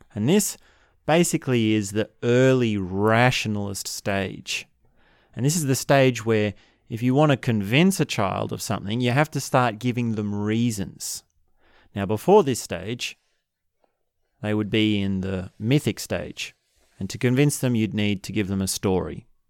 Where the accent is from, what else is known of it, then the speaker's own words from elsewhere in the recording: Australia; I'm from Australia